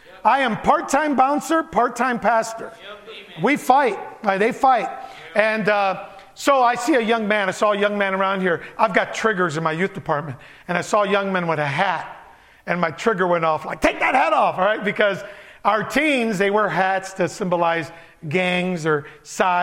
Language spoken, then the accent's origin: English; Chicago, Illinois, United States; born or raised there; first language Spanish; English is a second language; also born or lived in Puerto Rico / Barranquitas, Puerto Rico